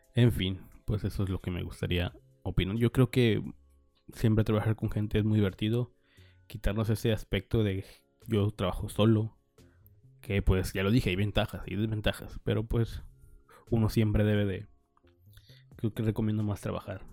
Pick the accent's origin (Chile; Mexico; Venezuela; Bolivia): Mexico; Nayarit; now in Sinaloa, Mexico; yo soy de Nayarit, pero vivo en Sinaloa